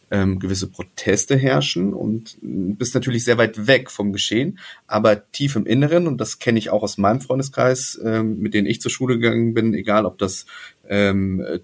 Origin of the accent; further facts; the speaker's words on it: West Germany, Germany; also ich bin ja in Ostdeutschland geboren, dann bin ich mit mhm. sechs Jahren, als die Mauer fiel, bin ich nach Westdeutschland gekommen.